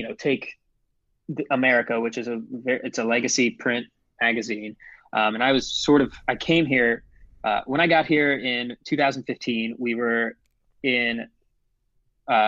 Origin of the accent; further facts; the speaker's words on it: Ohio, United States; moved away as an adult; also born or lived in Chicago; I grew up in Ohio, but went to college at Loyola Chicago